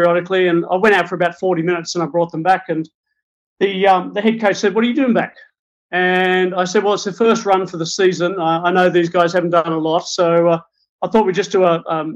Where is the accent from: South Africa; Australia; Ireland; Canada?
Australia; now in Christchurch, New Zealand; I'm Australian by birth, and I'm Celtic, British, and Scandinavian by ancestry. And I call Christchurch, New Zealand, my current home.